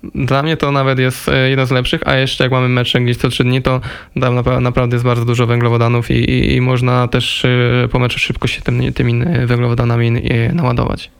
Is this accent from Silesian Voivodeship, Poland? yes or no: yes; Silesian Voivodeship, Poland; moved away; jak się wychowałem na Śląsku